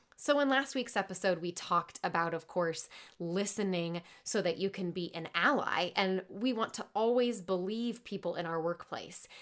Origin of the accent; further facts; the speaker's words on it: Midwest, United States; I'm from the Midwest